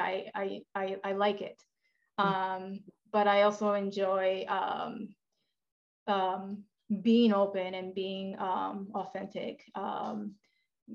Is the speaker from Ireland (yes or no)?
no; Japan; now in United States; I'm from Japan